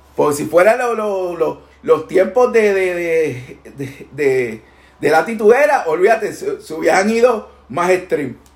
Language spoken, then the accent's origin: Spanish; Puerto Rico; de allá somos, allá representamos